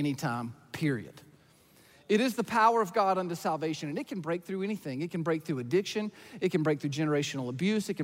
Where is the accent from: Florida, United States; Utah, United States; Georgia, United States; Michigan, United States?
Georgia, United States; about an hour north of Atlanta, the South; I grew up in the South. I grew up about an hour north of Atlanta in a rural farm town